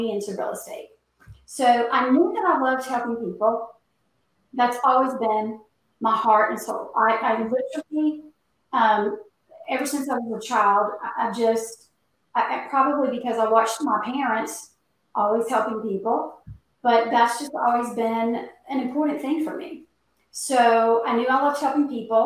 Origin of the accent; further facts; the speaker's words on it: North Carolina, United States; born and bred right here in North Carolina